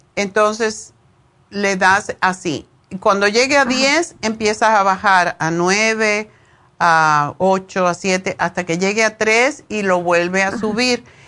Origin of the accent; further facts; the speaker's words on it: Cuba; moved away; yo me fui de Cuba hace como 100 años